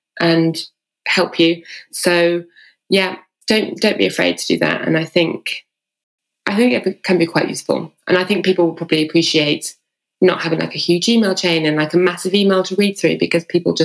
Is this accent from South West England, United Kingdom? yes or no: yes; Bude, South West England, United Kingdom; I'm from Bude in the north